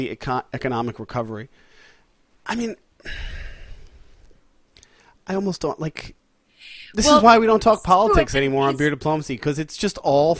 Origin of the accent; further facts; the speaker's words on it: Long Island, New York, United States; I grew up on Long Island.